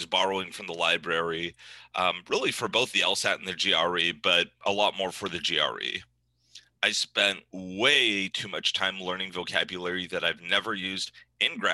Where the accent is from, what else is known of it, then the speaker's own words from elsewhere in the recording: Northern California, United States; moved away as an adult; also born or lived in New England; I grew up in Northern California